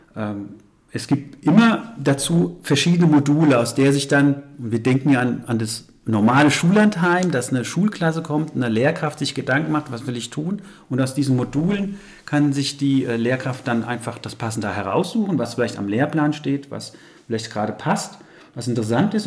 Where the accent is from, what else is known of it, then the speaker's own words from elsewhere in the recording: Frankfurt, Hesse, Germany; moved away as an adult; also born or lived in Aschaffenburg / Main-Kinzig-Kreis / Rhön; ich bin gebürtiger Frankfurter, habe dann im Main-Kinzig-Kreis okay. quasi den ersten berufliche ja. Station gehabt